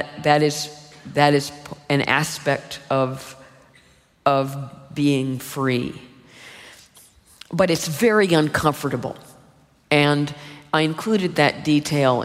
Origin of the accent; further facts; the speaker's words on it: United States; when I was growing up in the United States